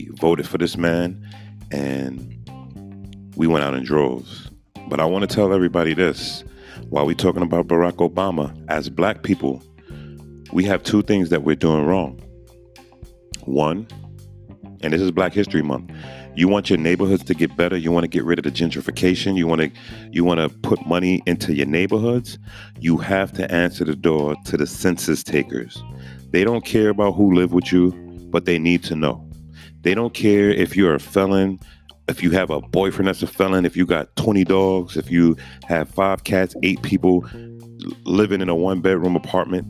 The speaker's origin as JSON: {"language": "English", "town": "New York City", "region": "New York", "country": "United States", "moved": "yes", "said": "I'm from Brooklyn"}